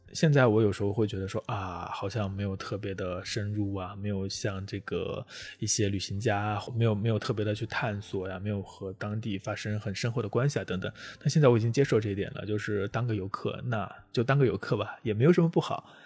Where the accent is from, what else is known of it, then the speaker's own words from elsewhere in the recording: Jiangxi, China; 作为一个南方人，我虽然老家在江西是会下雪的，但是确实没有见过这么多的雪